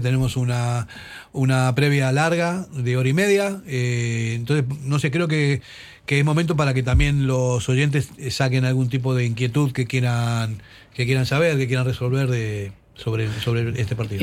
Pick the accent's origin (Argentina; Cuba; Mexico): Argentina; moved away; Yo como, como argentino